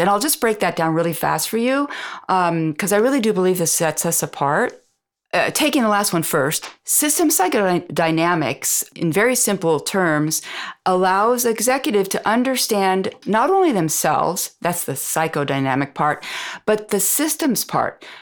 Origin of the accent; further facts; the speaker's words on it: United States; moved away as an adult; also born or lived in France; As an American